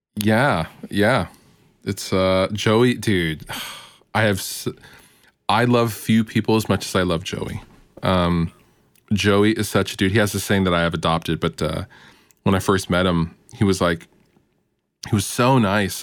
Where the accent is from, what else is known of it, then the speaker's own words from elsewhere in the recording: Seattle area, the Northwest, Washington, United States; It's the Seattle area. I'm from the Northwest